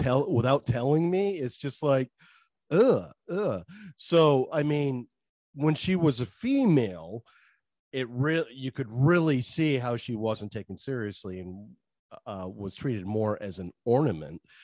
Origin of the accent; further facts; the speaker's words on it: Maine, United States; accent: Maine; I gotta move out your way just to get rid of my main accent